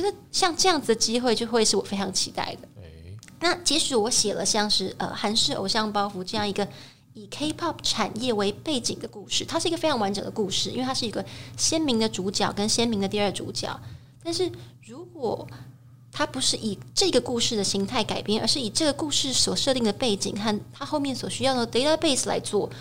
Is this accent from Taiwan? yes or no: yes; Taiwan; 身为台湾人，我们会更熟悉